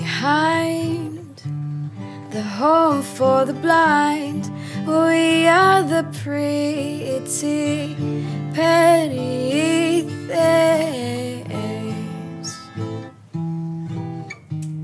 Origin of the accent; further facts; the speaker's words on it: Malaysia; moved away; I'm from Malaysia originally. I was born in Borneo, which is the east in a province of Malaysia.